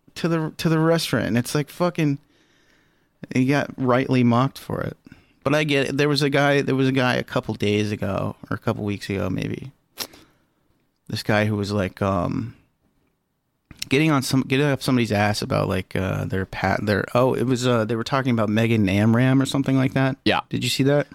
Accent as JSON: {"language": "English", "town": "Lima", "region": "Ohio", "country": "United States", "tie": "born or raised there", "said": "My hometown was Lima, and they had a, a Lima bean as a mascot"}